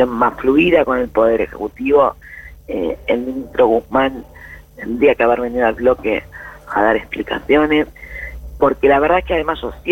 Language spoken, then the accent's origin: Spanish; Argentina; las dudas que tenemos este, como militante como argentino y como diputado, sí, claramente.